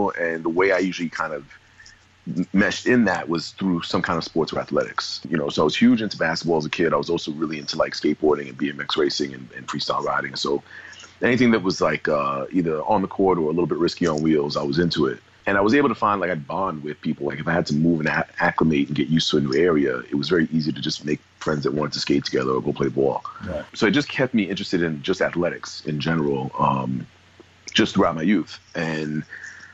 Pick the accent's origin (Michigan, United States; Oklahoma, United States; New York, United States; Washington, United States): New York, United States; New York City; also born or lived in New Jersey; now in Boston, United States; I grew up in Brooklyn, New York, originally, like the early years of my childhood and teenage years. I was born in Jersey, didn't really stay.